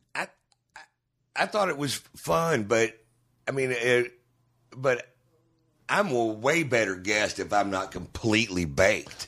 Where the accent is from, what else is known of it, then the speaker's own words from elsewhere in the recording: Houston, Texas, United States; I'm from Houston